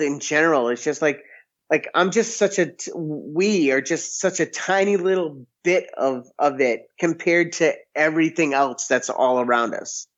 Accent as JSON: {"language": "English", "area": "close to Boston", "region": "Massachusetts", "country": "United States", "tie": "born or raised there", "moved": "yes", "lives_now": "Missouri, United States", "said": "And I grew up in Massachusetts and I grew up close to Boston"}